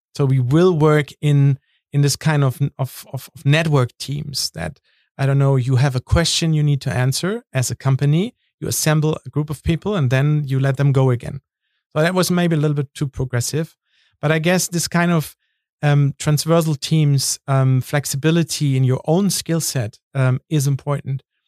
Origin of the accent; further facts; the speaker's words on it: North Sea coast, Northern Germany, Germany; moved away; I'm from the North Sea in Germany